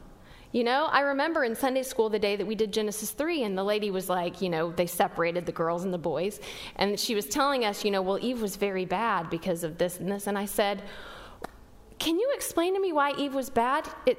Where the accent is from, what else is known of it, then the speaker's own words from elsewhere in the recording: West Texas, United States; I grew up in West Texas